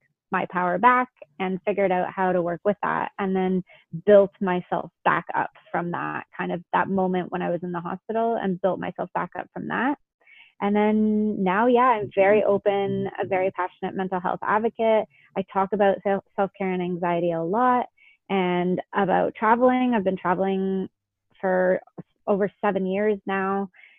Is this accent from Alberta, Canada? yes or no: no; Toronto area, Ontario, Canada; moved away as an adult; I grew up in Canada.